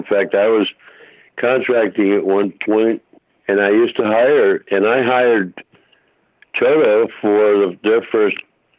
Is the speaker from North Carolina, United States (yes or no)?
no; Hartford, Connecticut, United States; also born or lived in Holyoke, Massachusetts; now in Los Angeles, United States; as I grew up in Hartford, and I was in high school.